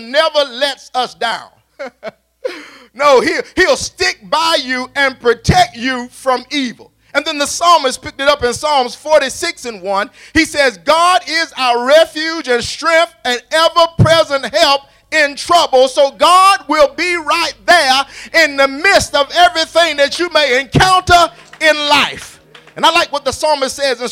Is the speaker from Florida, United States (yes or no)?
no; Raleigh, North Carolina, United States; when I was coming up as a child, growing up around Roberts Park, the east side of Raleigh